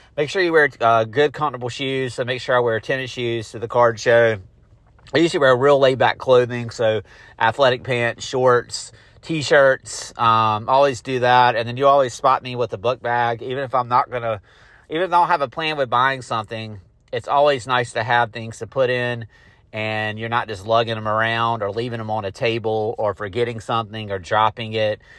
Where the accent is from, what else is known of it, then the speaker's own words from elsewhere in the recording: Garner, North Carolina, United States; Garner, North Carolina, which is my hometown